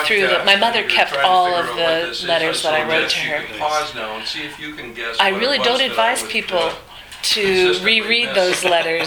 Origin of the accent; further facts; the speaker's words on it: New Jersey, United States; also born or lived in The Bronx, New York; I was born in the Bronx and grew up in New Jersey